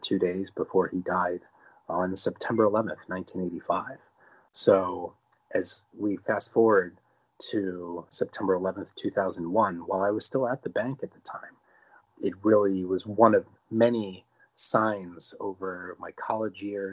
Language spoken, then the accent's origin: English; New Jersey, United States; as a 9-year-old boy growing up in New Jersey